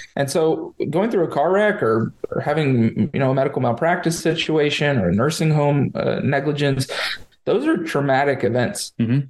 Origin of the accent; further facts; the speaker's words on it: Lakewood Ranch, Florida, United States; also born or lived in Denver, Colorado; I'm a Florida native. I was born and raised in Sarasota, Lakewood Ranch